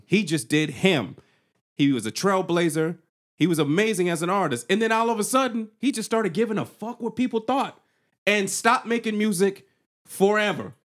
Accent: the South, United States; I'm from the South

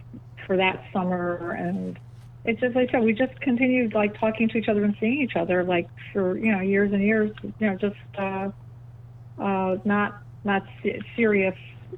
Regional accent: New York City, New York, United States; I grew up in Bell Harbor.

